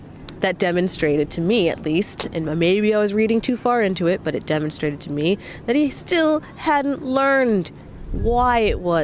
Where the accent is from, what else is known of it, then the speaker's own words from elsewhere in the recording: New York City, New York, United States; Yeah, I'm pretty used to pigeons as a New Yorker.